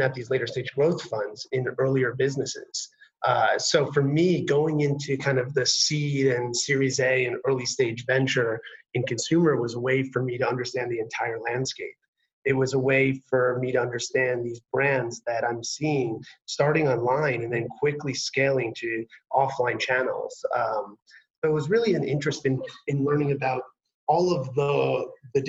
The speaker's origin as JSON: {"language": "English", "region": "New York", "country": "United States", "tie": "born or raised there", "said": "Growing up in New York"}